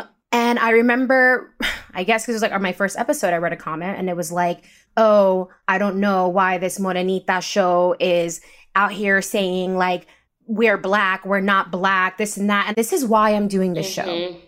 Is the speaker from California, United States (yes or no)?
no; Rockland County, New York, United States; also born or lived in Bronx, New York; I was born in the Bronx. We left that when I was 5 from the city. And I was technically raised in Rockland County, where it's really an hour away from the city.